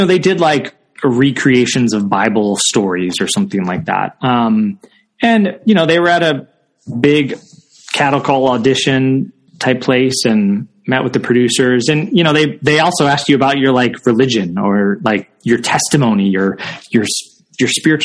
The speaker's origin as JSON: {"language": "English", "area": "outside of Chicago", "region": "Illinois", "country": "United States", "tie": "born or raised there", "moved": "yes", "said": "I grew up outside of Chicago"}